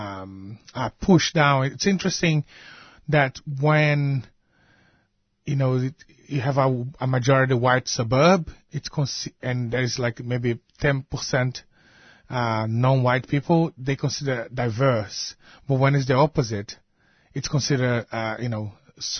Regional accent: Brazil; now in Australia; growing up in Brazil

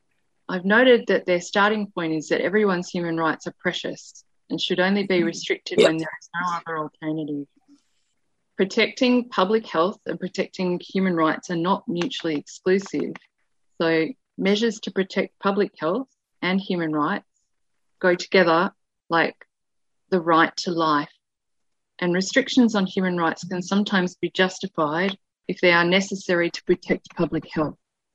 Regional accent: Armidale, New South Wales, Australia; from Armida.

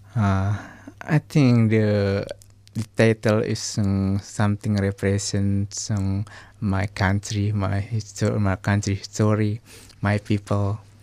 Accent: Jakarta, Indonesia; I am from Jakarta, Indonesia

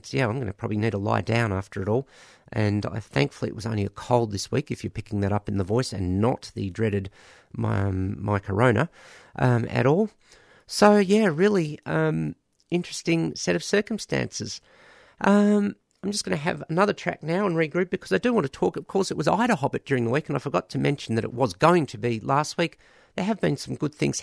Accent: Australia; as an Australian

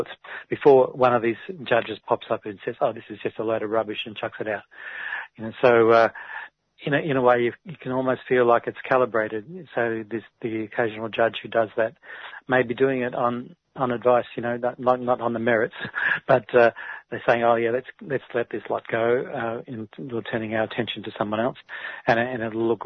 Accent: Australia; I'm Australian

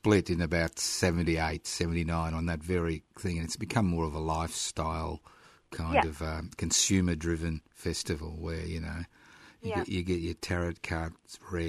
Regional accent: Queensland, Australia; English is a second language; now in Melbourne, Australia; I was born in Queensland

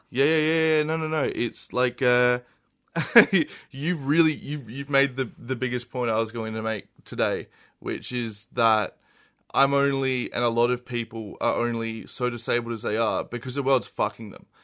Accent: Adelaide, South Australia, Australia; moved away as an adult; I'm from Adelaide. I originally grew up there and I moved here, uh, a little over a year ago.

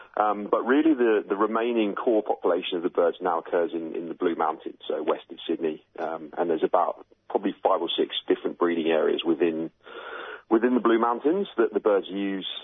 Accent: United Kingdom; now in Australia; as you can tell from my accent, I'm obviously originally from the UK.

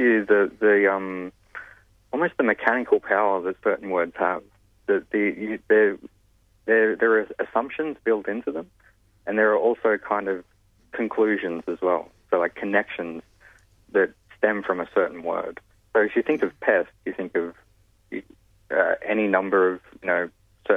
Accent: New South Wales, Australia; my home state, in New South Wales

